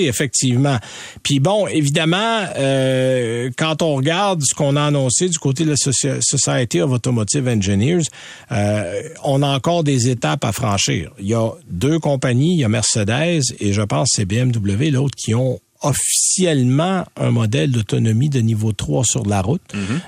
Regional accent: Quebec, Canada; chez nous au Québec

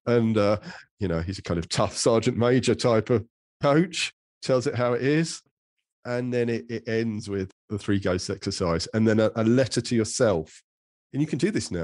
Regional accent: England, United Kingdom; I'm an English man of a sort of certain middle age

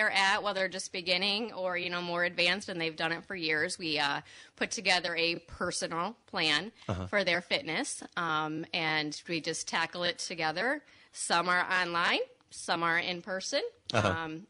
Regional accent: Cadillac, Michigan, United States; moved away as an adult; also born or lived in East Lansing, Michigan; now in West Michigan, United States; I grew up in Cadillac. Uh-huh. And then I lived in East Lansing.

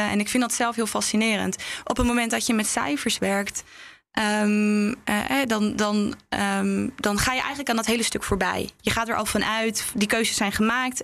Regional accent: Netherlands; ik ben ook een Nederlandse vrouw die dan daar in een dorp rondloopt

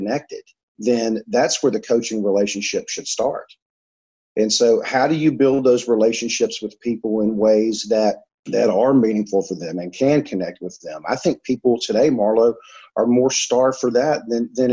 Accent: Mobile, Alabama, United States; accent: Alabama; I had the chance to be part of this school, St. Paul's Day School down in Mobile, Alabama

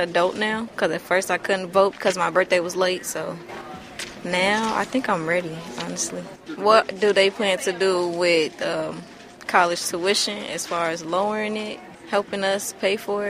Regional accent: Chicago Heights, Illinois, United States; I'm from Chicago Heights, Illinois

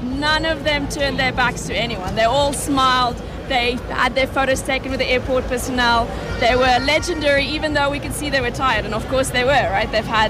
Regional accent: South Africa; now in Italy; I'm South African. My husband's Italian. We live there. And so I came back proudly South African

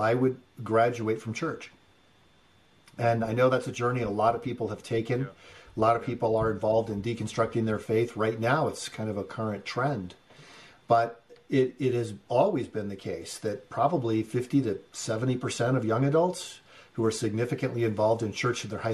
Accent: Great Bend, Kansas, United States; also born or lived in Detroit, Michigan; we moved back from Detroit, Michigan to Great Bend, Kansas

